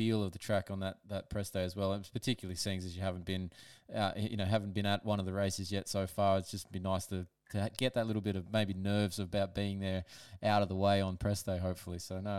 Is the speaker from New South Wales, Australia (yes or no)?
yes; Sydney, New South Wales, Australia; now in Newcastle, Australia; I'm from Sydney originally too, but up Newcastle way now